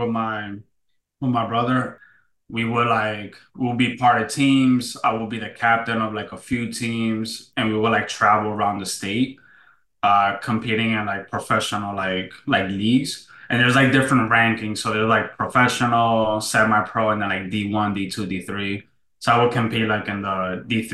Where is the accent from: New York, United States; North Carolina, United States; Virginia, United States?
New York, United States; moved away; I was born and raised in New York